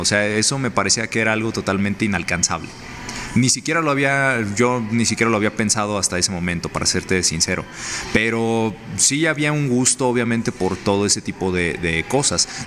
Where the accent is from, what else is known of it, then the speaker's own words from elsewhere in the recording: Mexico; mi hermoso país, México